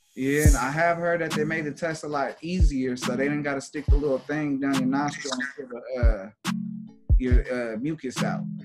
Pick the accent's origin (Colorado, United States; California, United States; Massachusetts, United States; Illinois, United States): California, United States; Los Angeles; I'm from LA, to be honest. My family from the East Coast, and okay. moved out here in the like the 70s, and then you know I came around in the late 80s